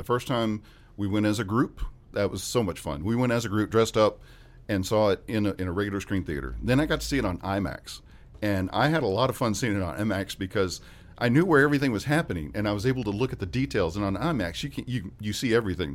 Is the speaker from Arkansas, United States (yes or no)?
yes; West Memphis, Arkansas, United States; I grew up in West Memphis